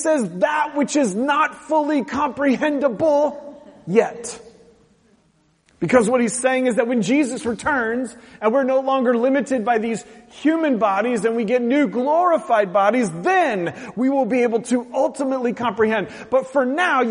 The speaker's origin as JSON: {"language": "English", "area": "the Northwest", "region": "Pacific Northwest", "country": "United States", "tie": "born or raised there", "said": "grown up in the Northwest"}